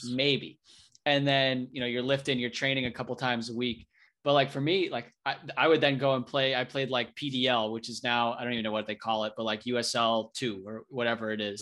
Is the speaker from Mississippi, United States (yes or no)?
no; New Hampshire, United States; I, I grew up in New Hampshire